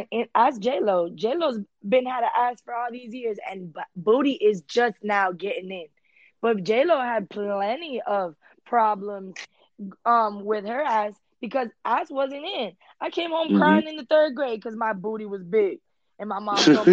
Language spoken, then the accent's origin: English; Miami Beach, Florida, United States; English is a second language; I was born in Miami Beach.